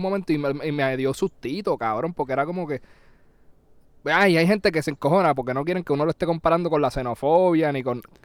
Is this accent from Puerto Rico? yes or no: yes; Puerto Rico